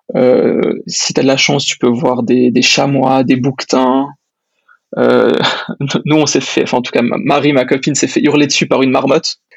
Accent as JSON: {"language": "French", "country": "Switzerland", "said": "j'ai 26 ans et je viens de Suisse."}